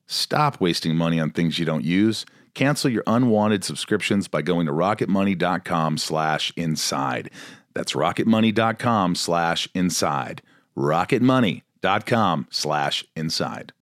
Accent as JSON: {"language": "English", "region": "Indiana", "country": "United States", "tie": "born or raised there", "moved": "yes", "said": "I grew up in Indiana."}